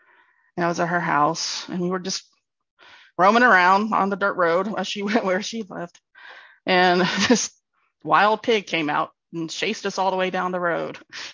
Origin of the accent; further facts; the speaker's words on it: Tallahassee, Florida, United States; I'm originally from Florida. I grew up in Tallahassee, Florida, or near Tallahassee, Florida. I tell people I grew up in the woods. So, I converted to the church when I was 19 through friends.